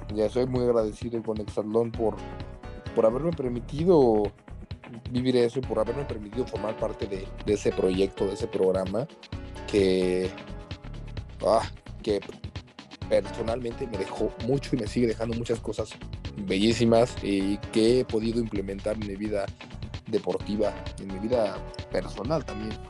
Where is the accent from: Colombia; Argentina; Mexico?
Mexico; como, como mexicano